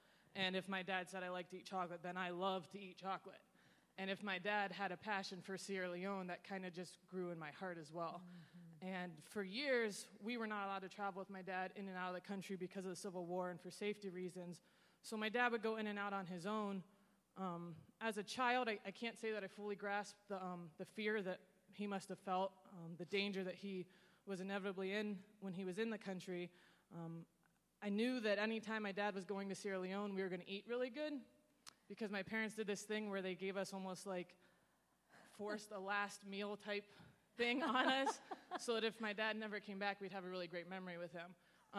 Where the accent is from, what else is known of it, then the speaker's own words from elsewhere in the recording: Senegal; I grew up in Senegal, West Africa, in a French-speaking country. It was stable at the time.